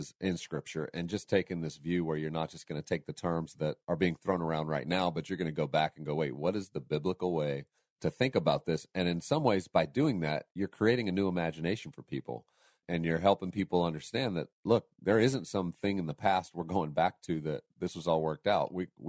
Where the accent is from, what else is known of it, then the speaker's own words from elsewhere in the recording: the North, United States; I didn't realize that that's what was happening in the South, or I was from the North and we didn't talk about it much.